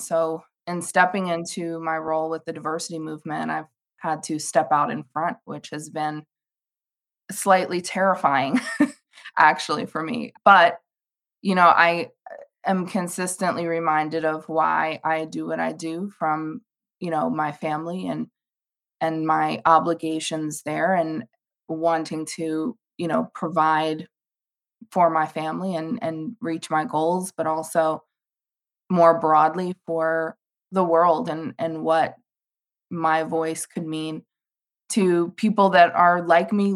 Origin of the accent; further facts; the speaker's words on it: Wappingers Falls, New York, United States; moved away as an adult; now in North Carolina, United States; I'm from Wappingers Falls, New York, which is about an hour above New York City, and grew up in a small town